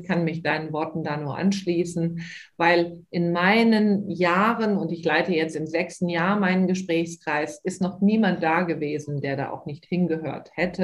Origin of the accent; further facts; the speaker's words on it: Moers, North Rhine-Westphalia, Germany; Hier in meiner Heimatstadt Mörs leite ich ja auch einen ehrenamtlichen äh, Elterngesprächskreis für die DGHK